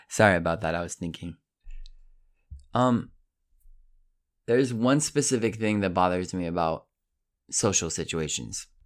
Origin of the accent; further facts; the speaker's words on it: Colorado, United States; now in Italy; I'm from Colorado. Don't forget it. I live in Italy. Don't forget it.